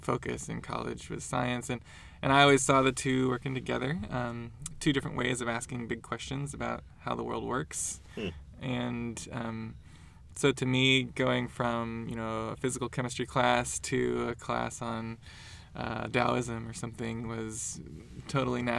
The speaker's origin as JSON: {"language": "English", "town": "Portland", "region": "Oregon", "country": "United States", "tie": "born or raised there", "said": "I grew up in Portland, Oregon"}